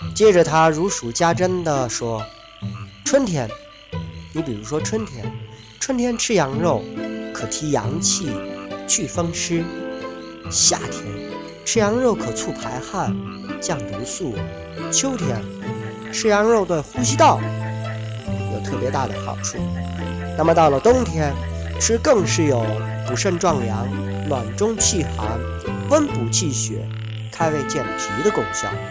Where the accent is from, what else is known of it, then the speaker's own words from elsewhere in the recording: Lingbao, Henan, China; 这就是我的家乡——云豹